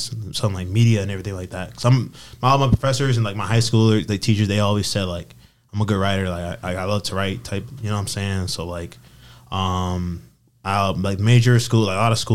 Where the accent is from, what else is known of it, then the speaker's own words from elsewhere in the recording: Rochester, New York, United States; I'm born and raised in Rochester, New York